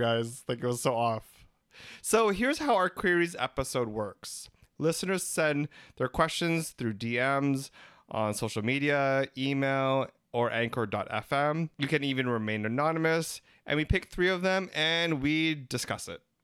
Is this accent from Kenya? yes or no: no; Philippines; We're three Filipino gay guys